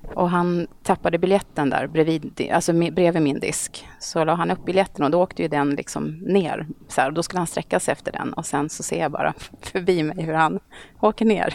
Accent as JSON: {"language": "Swedish", "town": "Eskilstuna", "region": "Södermanland", "country": "Sweden", "tie": "born or raised there", "also_born_or_lived": "Stockholm", "moved": "as an adult", "said": "jag är uppvuxen i Eskilstuna faktiskt. Okay. Så jag gick hela min skolperiod i Eskilstuna"}